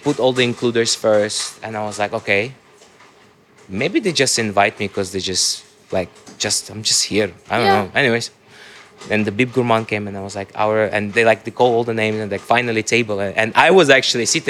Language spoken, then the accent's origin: English; Dubai, United Arab Emirates; I grew up in Dubai